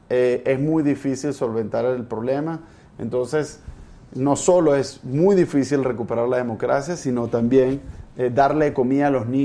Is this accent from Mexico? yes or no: no; Venezuela; nosotros, los hermanos latinoamericanos, me siento latinoamericano, no solo venezolanos, tenemos que hacer lo posible para que Venezuela pueda recuperar su democracia